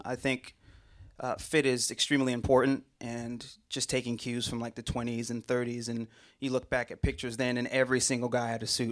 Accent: New York City, New York, United States; moved away as an adult; now in Nashville, United States; I was born and raised in the Bronx, New York.

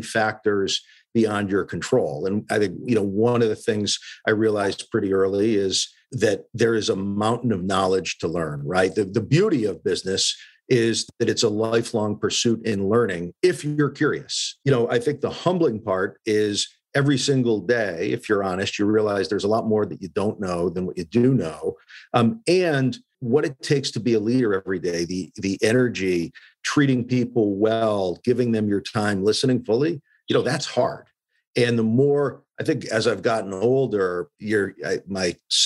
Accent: Western Massachusetts, United States; Growing up in Western Mass, you know, my mom was a nurse

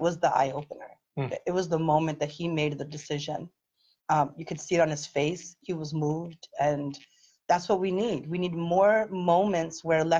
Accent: Philadelphia, Pennsylvania, United States; I am the daughter of immigrants. I was born in South Philly. I have a lived experience of growing up working class

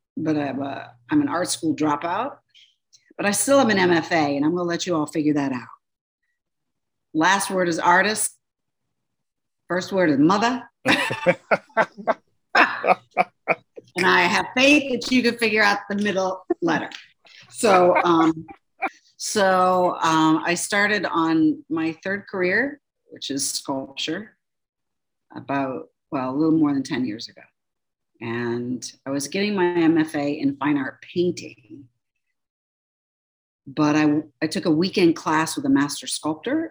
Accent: Cleveland, Ohio, United States; I was born in Cleveland, Ohio

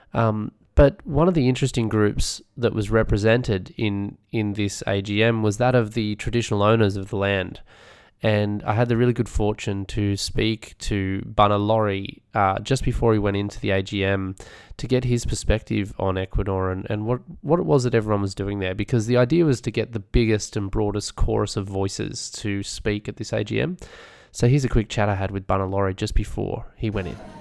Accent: Australia; Being an Aussie

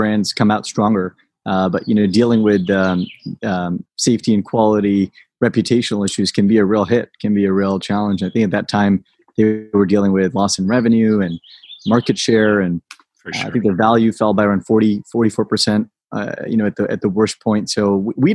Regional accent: Fresno, California, United States; moved away; also born or lived in Boston; I grew up in the Central Valley in California in an ag town called Fresno.

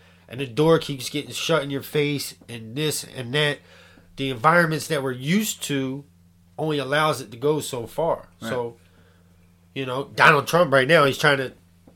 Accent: Philadelphia, Pennsylvania, United States; now in Bridgeton, United States; I'm from Northeast Philadelphia

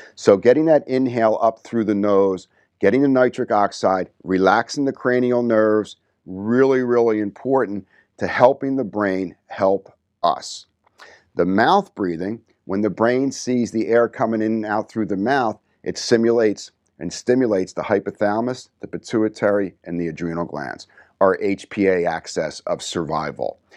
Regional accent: New Jersey, United States; growing up in New Jersey, you get that little edge

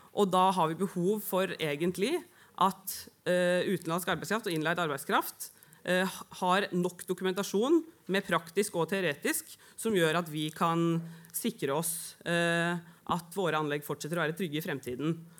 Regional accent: Oslo, Norway; og er glad for at jeg ble født der. Har bodd på Grünerløkka og Vålerenga

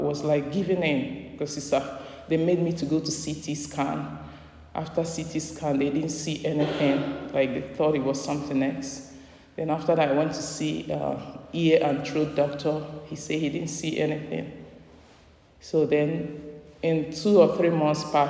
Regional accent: Nigeria; moved away as an adult; now in United States; I'm a Nigerian

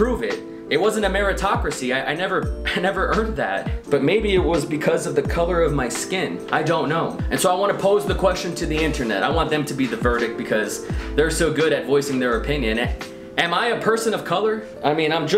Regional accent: Donna, Texas, United States; growing up in Donna, Texas

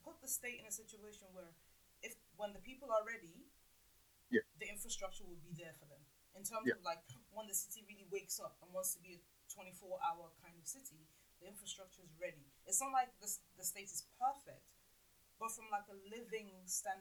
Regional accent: Lagos, Nigeria; I'm from Lagos Island

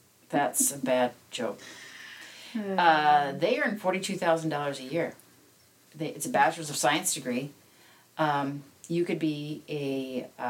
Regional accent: United States; as an American

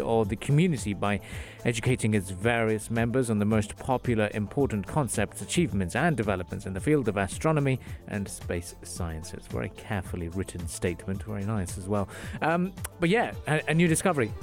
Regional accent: Khorfakkan, Sharjah, United Arab Emirates; Khorfakkan, my self-proclaimed actual hometown.

